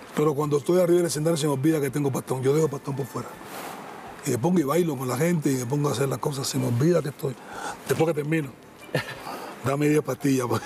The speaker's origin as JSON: {"language": "Spanish", "country": "Cuba", "moved": "as an adult", "lives_now": "Argentina", "said": "por ser cubano"}